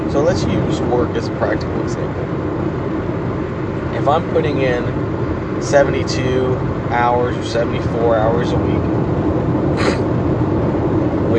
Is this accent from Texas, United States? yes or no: yes; Houston, Texas, United States; I'm from Houston